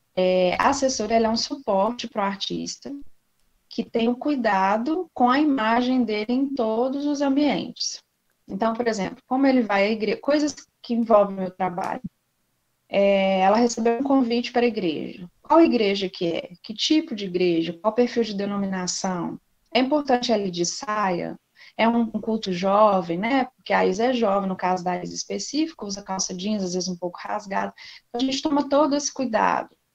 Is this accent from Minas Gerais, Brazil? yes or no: yes; Belo Horizonte, Minas Gerais, Brazil; moved away as an adult; also born or lived in Brasília / Palmas, Tocantins; eu sou de BH, mineiríssima